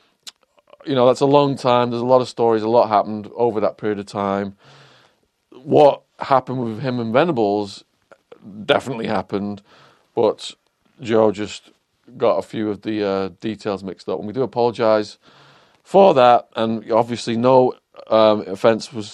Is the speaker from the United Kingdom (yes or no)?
yes; Widnes, North West England, United Kingdom; moved away as an adult; now in United States; not far from my hometown, Widnes